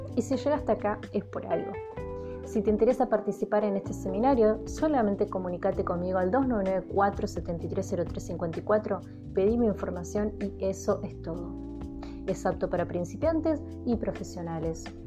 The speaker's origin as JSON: {"language": "Spanish", "country": "Argentina"}